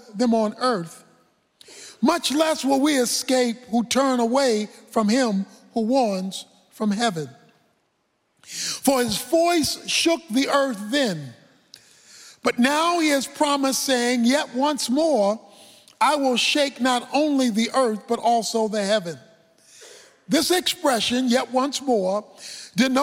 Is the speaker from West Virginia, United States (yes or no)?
no; Baltimore, Maryland, United States; When I was a boy growing up in Baltimore